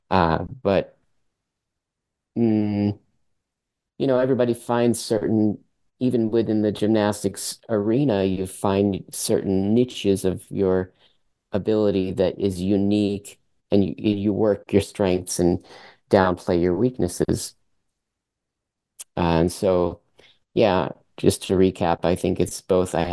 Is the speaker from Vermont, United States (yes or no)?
yes; Vermont, United States; first language French; English is a second language; were born in, in the, in the united states in vermont Although my mother is native of Canada, she's from Quebec, Montreal